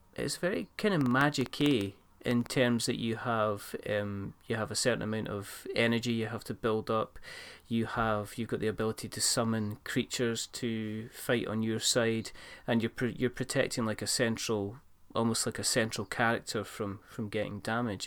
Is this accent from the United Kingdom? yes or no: yes; Scotland, United Kingdom; I'm not really Scottish